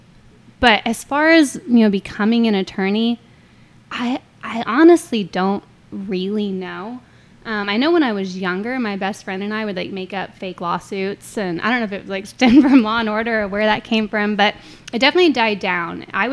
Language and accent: English; Corpus Christi, Texas, United States; I was born here. I grew up in Corpus, a mixture of Flower Bluff or the island, and I went to Flower Bluff kindergarten through high school